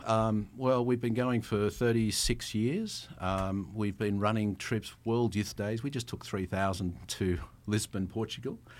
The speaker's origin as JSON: {"language": "English", "country": "Australia", "accent": "Australian", "said": "my Australian accent"}